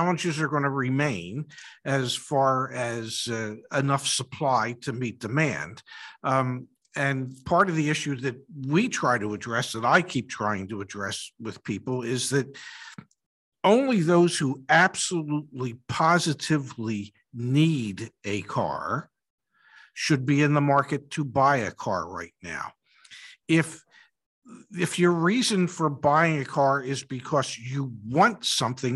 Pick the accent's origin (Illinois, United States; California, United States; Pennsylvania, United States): Pennsylvania, United States; Philadelphia; moved away; I'm originally from Philadelphia